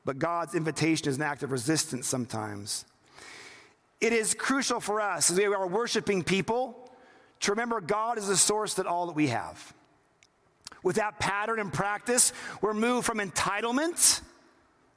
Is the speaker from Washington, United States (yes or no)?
yes; Seattle, Washington, United States; I grew up in Seattle